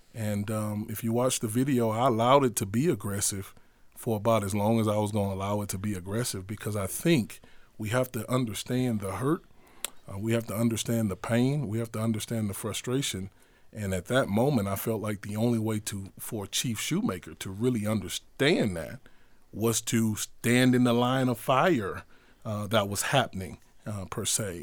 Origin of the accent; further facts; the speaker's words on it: Houston, Texas, United States; I grew up in Houston, Texas, on the north side of Houston, neighborhood called Acres Homes Community